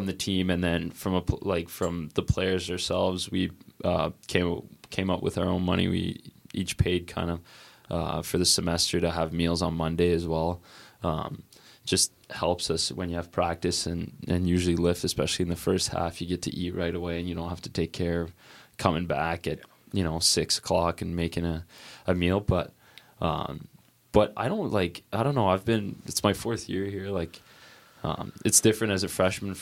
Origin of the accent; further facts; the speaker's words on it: Montreal, Quebec, Canada; moved away; I'm from Montreal